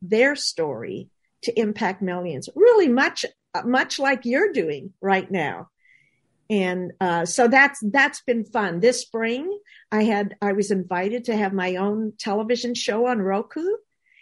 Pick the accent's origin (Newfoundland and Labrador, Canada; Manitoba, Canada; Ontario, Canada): Manitoba, Canada; I grew up in Manitoba, Canada. I like to call it my little house on the prairie.